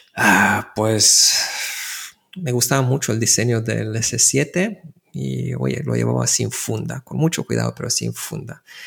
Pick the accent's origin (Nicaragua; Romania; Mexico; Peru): Romania; Bucharest; Spanish is a second language; now in Barcelona, Spain; yo nací en Bucarest